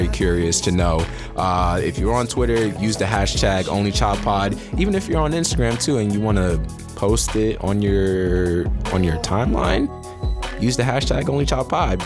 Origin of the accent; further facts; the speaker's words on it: New Jersey, United States; my home state